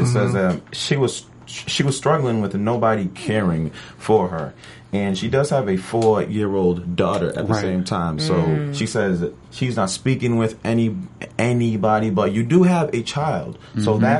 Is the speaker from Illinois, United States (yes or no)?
no; Sacramento, California, United States; From Sacramento.